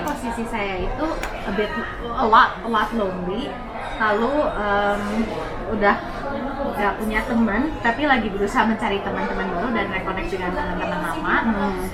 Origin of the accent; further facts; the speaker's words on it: Bandung, West Java, Indonesia; aku dari Bandung